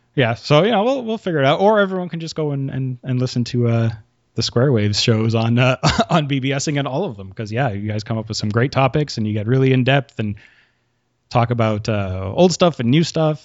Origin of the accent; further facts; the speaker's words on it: Quebec, Canada; I'm from Quebec and we have a weird school system